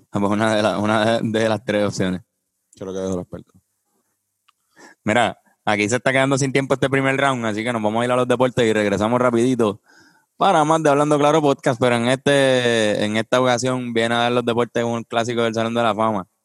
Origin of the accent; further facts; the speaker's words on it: Puerto Rico; Yo sí soy boricua de pura cepa de los taínos viene mi sabor.